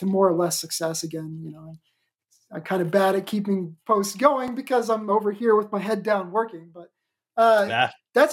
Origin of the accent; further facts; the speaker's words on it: Oklahoma, United States; my home state, the freedom-loving Oklahoma